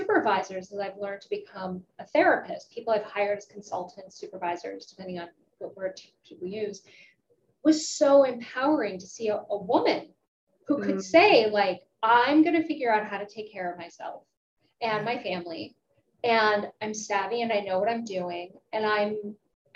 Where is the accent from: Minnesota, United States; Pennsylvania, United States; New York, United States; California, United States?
Pennsylvania, United States; Pittsburgh; I'm from Pittsburgh. It's a union town.